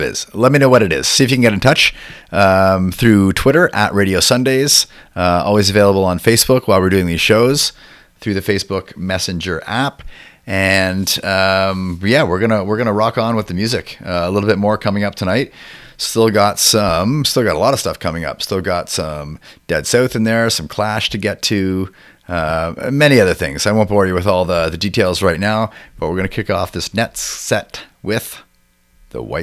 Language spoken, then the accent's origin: English; Toronto, Ontario, Canada; growing up in Toronto